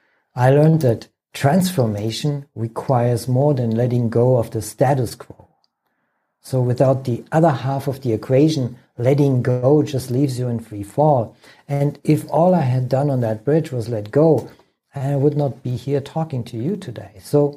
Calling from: Germany; I'm calling in from Germany, good old Germany.

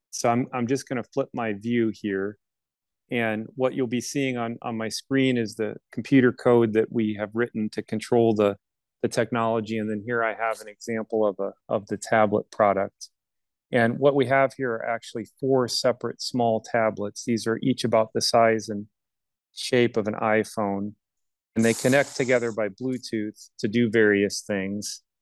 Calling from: Lafayette, Indiana, United States; I'm coming today from Lafayette, Indiana, at our corporate headquarters and factory uh, near Purdue University.

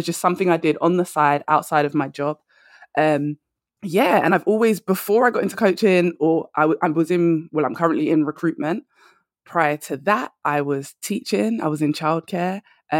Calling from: London, United Kingdom; I am. I'm all the way in London. So hopefully your listeners can get with my accent.

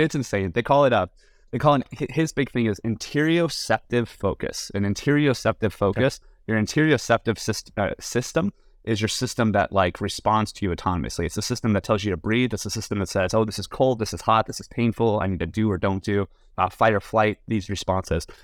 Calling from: San Francisco, California, United States; And I'm currently in San Francisco, but I'm a little tired.

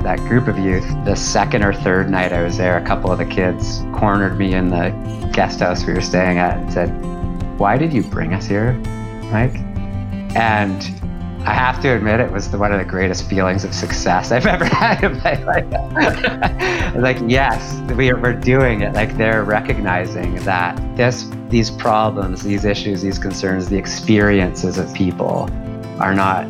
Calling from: Dartmouth, Nova Scotia, Canada; I am joining you from Dartmouth, Nova Scotia, which is just across the harbor from Halifax.

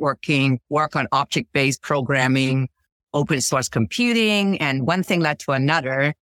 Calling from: Stanford, California, United States; I'm calling in from Stanford, California.

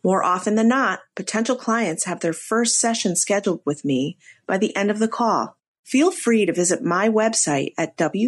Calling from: Lexington, Massachusetts, United States; I'm joining you from Lexington, Massachusetts.

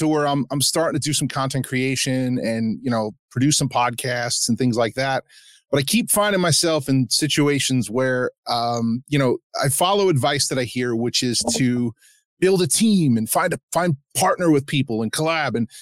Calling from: New York, United States; I'm actually calling from New York

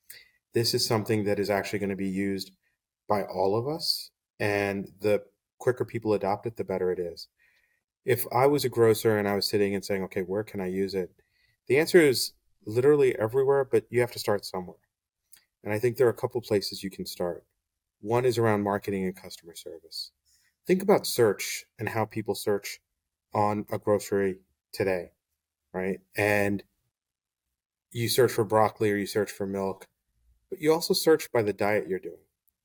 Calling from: Washington Crossing, Pennsylvania, United States; So I'm joining from Washington Crossing, Pennsylvania.

